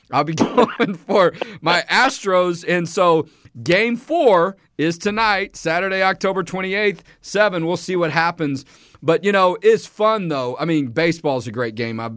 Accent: Houston, Texas, United States; I've lived in Texas all my life. Grew up in Houston

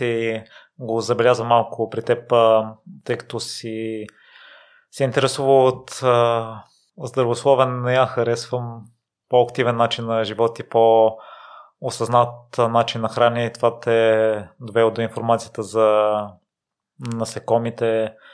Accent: Kozloduy, Vratsa Province, Bulgaria; now in Sofia, Bulgaria; аз съм израснал в Козлодо и не смятам, че средата е продуктивна, но след като се преместих в София

